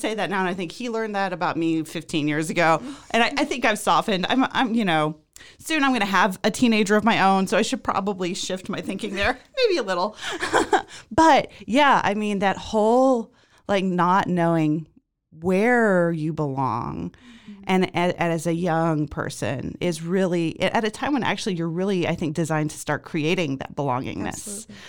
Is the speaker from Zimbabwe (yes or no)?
yes; Zimbabwe; I was born and raised in Zimbabwe, but my father is from West Texas.